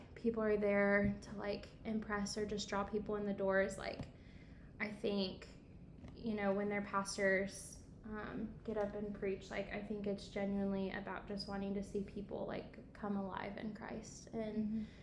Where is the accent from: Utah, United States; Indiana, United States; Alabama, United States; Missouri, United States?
Indiana, United States; Coatesville; moved away as an adult; also born or lived in Evansville, Indiana; I'm from Indy. Uh, Coatesville, Indiana